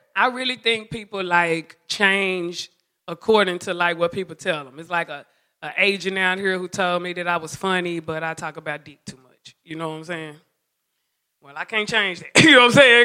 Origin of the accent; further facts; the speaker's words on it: Dallas, Texas, United States; moved away; I'm from Oak Cliff, Texas, Dallas.